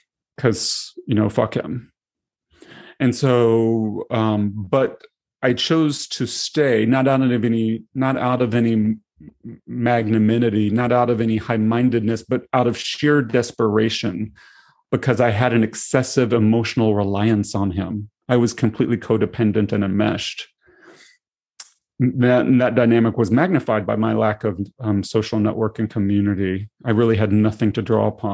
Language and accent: English; Tennessee, United States; moved away as an adult; now in Seattle, United States; I grew up in Tennessee